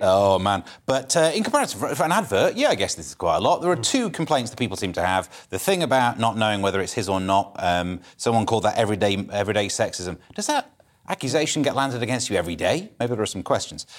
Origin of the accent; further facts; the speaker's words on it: Mansfield, East Midlands, United Kingdom; I'm from Mansfield. I can't do foreign accent.